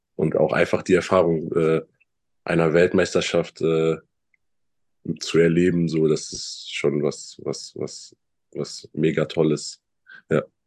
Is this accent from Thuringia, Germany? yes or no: no; Bonn, North Rhine-Westphalia, Germany; moved away as an adult; also born or lived in Chemnitz; ich bin 19 Jahre dort aufgewachsen, bin dort geboren, habe all meine Freunde da ähm, ist mein Zuhause